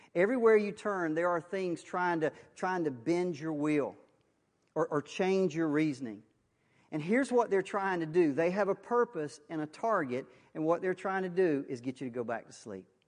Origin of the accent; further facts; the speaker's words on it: Waukesha County, Wisconsin, United States; I was born in Waukesha County. Um, I've never left.